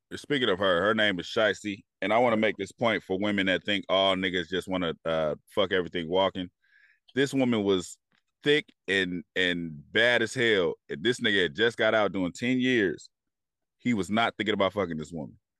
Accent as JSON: {"language": "English", "area": "Bay Area", "region": "California", "country": "United States", "said": "I'm from the Bay Area"}